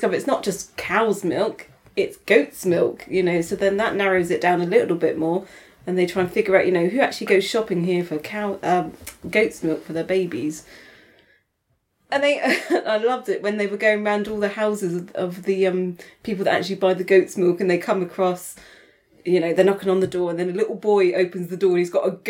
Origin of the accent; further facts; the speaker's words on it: Canada; As a Canadian.